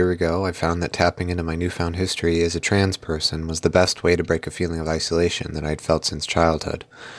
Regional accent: Rochester, New York, United States; I'm an 18-year-old college student from Rochester, New York.

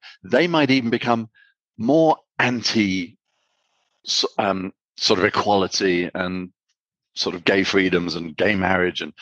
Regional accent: United Kingdom; now in Armenia; I'm from Britain

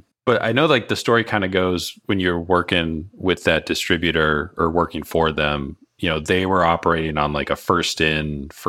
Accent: Cape Cod, Massachusetts, United States; moved away; I grew up out in Massachusetts, so Cape Cod.

